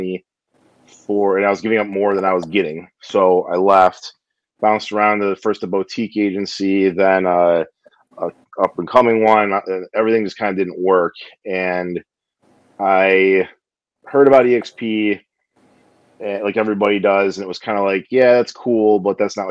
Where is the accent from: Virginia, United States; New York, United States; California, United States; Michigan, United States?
Michigan, United States; Detroit; also born or lived in Novi, Michigan; from the Detroit area, kind of based in Novi.